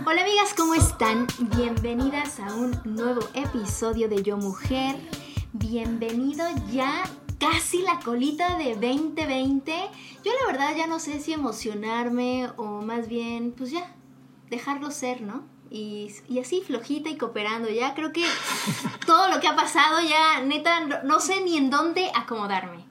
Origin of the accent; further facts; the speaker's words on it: Mexico; nosotros como latinos, eh, mexicanos, nosotros en México